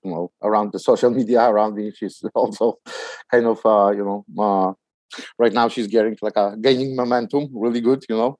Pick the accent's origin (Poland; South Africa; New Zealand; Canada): Poland; English is a second language; also born or lived in New York City; now in United States; I came from Poland